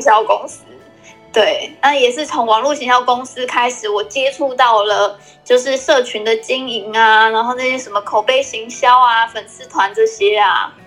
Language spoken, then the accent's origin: Chinese; Taitung, Taitung County, Taiwan; moved away; 其实我是一个来自台东的小女孩，但是现在已经是一个妈妈